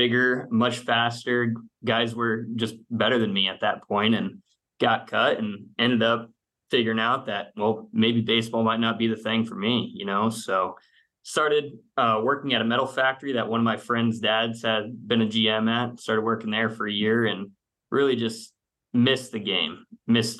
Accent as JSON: {"language": "English", "town": "Phoenix", "region": "Arizona", "country": "United States", "also_born_or_lived": "Gilbert, Arizona / Lexington, Kentucky", "moved": "as an adult", "lives_now": "Tampa Bay, United States", "said": "I'm originally from Phoenix, Arizona. I went to junior college out there"}